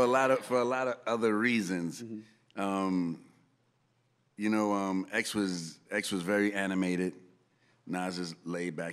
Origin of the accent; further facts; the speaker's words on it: New York City, New York, United States; growing up in the Bronx